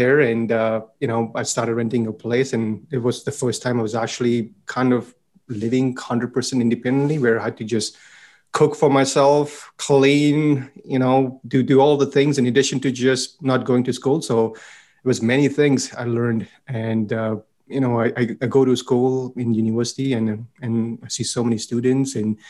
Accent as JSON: {"language": "English", "country": "India", "tie": "born or raised there", "also_born_or_lived": "Edmonton, Alberta, Canada", "moved": "as an adult", "lives_now": "Canada", "said": "I was in Edmonton, Alberta. And I had went to school to be an engineer and born and raised in India, spent all my life in India up until that point."}